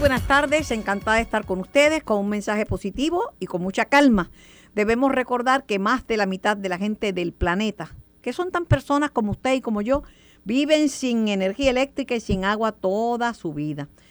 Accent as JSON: {"language": "Spanish", "town": "Mayagüez", "country": "Puerto Rico", "said": "Mayagüez, mi pueblo"}